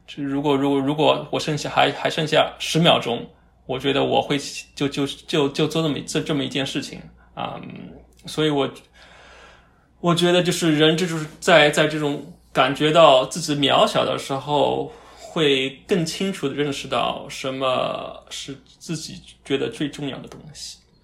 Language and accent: Chinese; China; moved away; also born or lived in North America; 我们从小在国内长大的吧